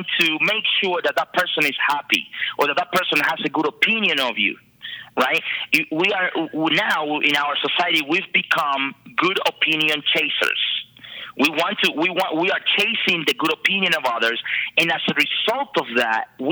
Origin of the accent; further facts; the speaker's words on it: Dominican Republic; moved away; I am originally from the Dominican Republic